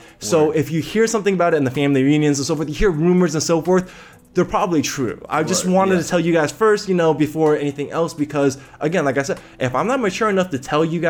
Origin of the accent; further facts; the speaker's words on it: Taiwan; We're from Taiwan. So Taiwan.